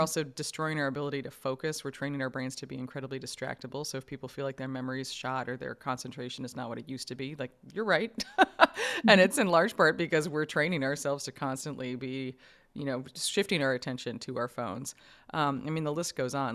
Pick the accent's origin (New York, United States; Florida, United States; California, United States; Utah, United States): New York, United States; I grew up in New York